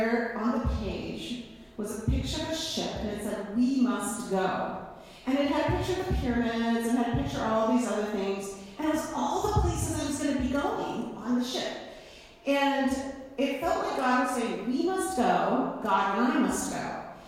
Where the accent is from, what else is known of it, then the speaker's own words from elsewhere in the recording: Monroe, Iowa, United States; a small town girl growing up in Monroe, Iowa